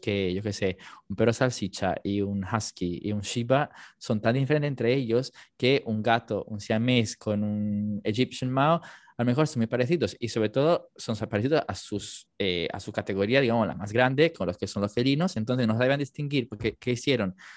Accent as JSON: {"language": "Spanish", "region": "Campania", "country": "Italy", "tie": "born or raised there", "accent": "Neapolitan", "first_language": "Italian", "second_language": "Spanish", "moved": "as an adult", "lives_now": "Madrid, Spain", "said": "yo nací en Italia, ¿vale? O sea, mi idioma nativo es el italiano y estudié hasta los 18 años en italiano"}